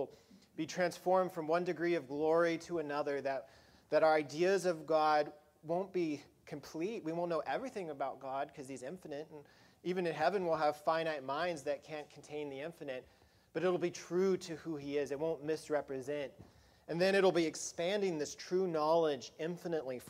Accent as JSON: {"language": "English", "region": "Colorado", "country": "United States", "tie": "born or raised there", "said": "where I grew up in Colorado"}